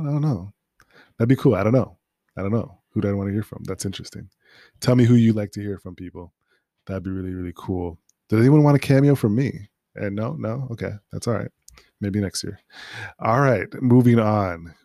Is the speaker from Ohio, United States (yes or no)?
no; Minnesota, United States; also born or lived in North Dakota; now in New York, United States; I'm from Minnesota.